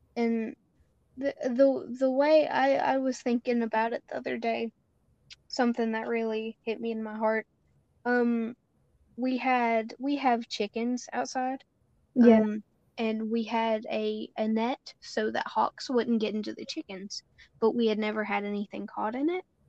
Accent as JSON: {"language": "English", "country": "United States", "said": "we as American citizens and white people"}